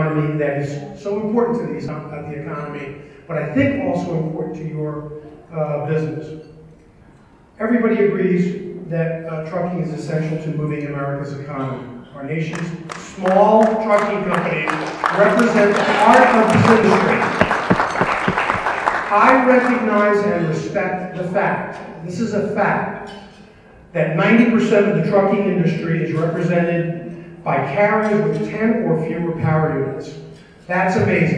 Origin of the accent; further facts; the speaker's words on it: New York, United States; moved away; I'm originally from New York